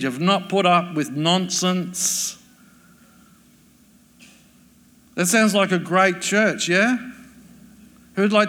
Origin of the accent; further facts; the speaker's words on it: Adelaide, South Australia, Australia; I grew up in Adelaide